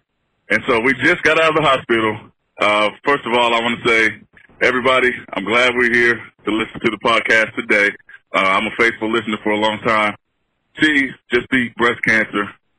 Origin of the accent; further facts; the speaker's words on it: Oklahoma, United States; We're from Oklahoma.